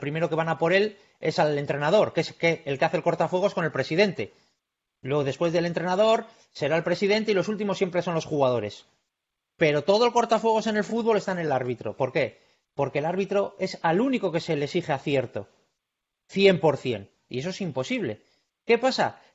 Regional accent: Bilbao, Basque Country, Spain; yo soy de Bilbao

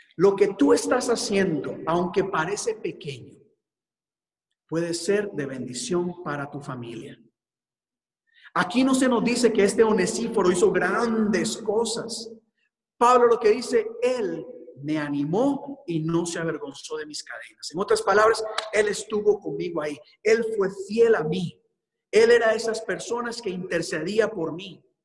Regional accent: Costa Rica; moved away as an adult; en mi país

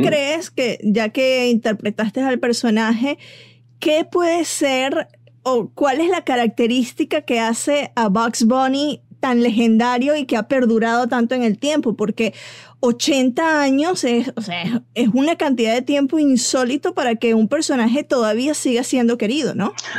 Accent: Venezuela; moved away; como decimos en Venezuela

